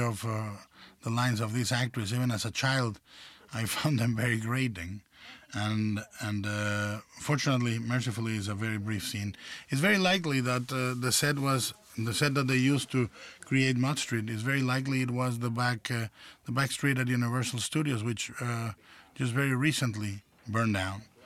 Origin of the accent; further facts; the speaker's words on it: Mexico; as a child uh, growing up in Mexico